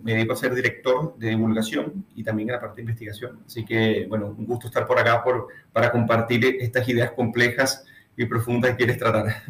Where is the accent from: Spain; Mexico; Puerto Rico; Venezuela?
Venezuela; moved away as an adult; now in Chile; quienes somos las diáspora venezolanas